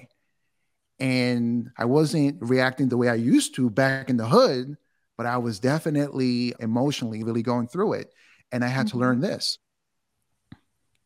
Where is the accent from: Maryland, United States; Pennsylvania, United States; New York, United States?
New York, United States; New York City; I'm from New York. I'm from Queens